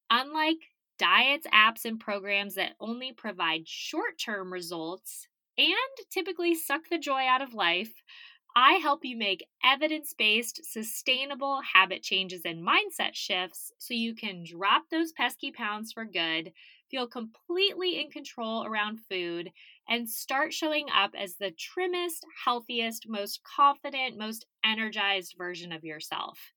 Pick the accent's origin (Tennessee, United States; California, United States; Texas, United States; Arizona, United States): Arizona, United States; born or raised there